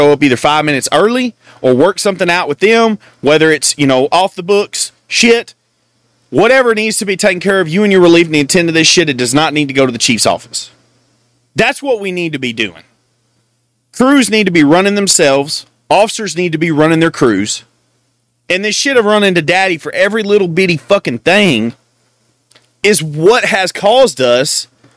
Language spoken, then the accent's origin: English; Texas, United States; I'm from Texas